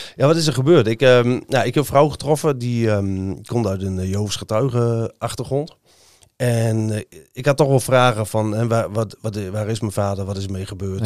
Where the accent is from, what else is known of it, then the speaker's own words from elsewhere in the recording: Hoogkerk, Groningen, Netherlands; also born or lived in Eenrum; ik ben in Hoogkerk opgegroeid